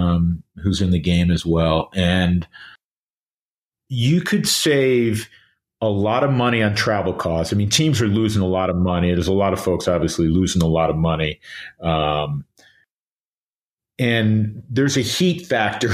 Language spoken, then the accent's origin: English; New York, United States; growing up in New York